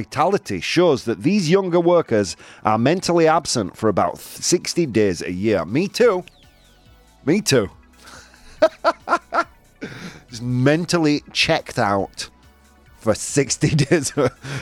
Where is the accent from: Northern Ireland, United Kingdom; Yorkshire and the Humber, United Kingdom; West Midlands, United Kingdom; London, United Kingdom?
Yorkshire and the Humber, United Kingdom; moved away; I'm from Yorkshire, man. It's in my blood